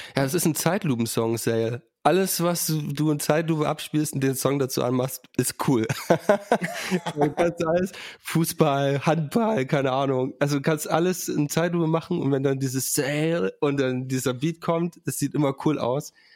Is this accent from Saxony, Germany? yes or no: yes; Saxony, Germany; ich komme aus Sachsen